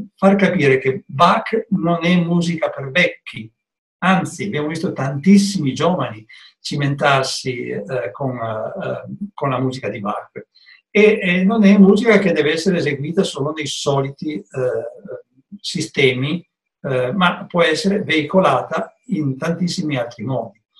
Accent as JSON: {"language": "Italian", "region": "Piedmont", "country": "Italy", "said": "io da buon piemontese"}